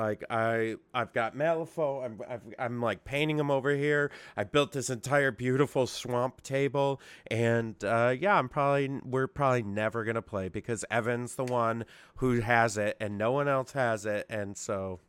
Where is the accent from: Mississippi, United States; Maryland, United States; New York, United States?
New York, United States; Syracuse; I mean, it's my hometown. I should come.